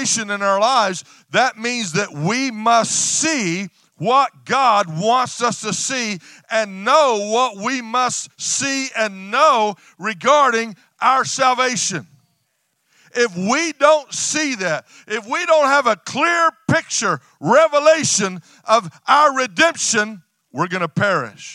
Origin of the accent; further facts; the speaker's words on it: West Texas, United States; I'm from West Texas, a ranching family